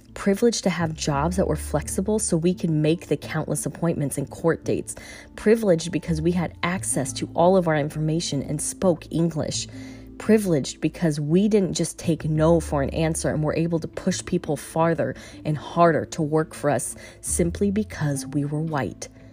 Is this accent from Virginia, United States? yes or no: yes; Virginia, United States; moved away as an adult; Moving back to V A is never something I thought I would do. While I'm still adjusting to a new way of life, I have definitely found a rhythm and am truly starting to embrace being back in my hometown